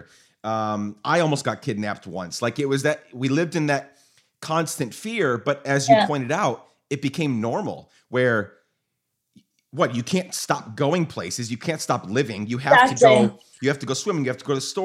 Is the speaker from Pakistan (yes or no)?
no; Guatemala; moved away as an adult; now in United States; I grew up in Guatemala during the end of the Civil War in the late 90s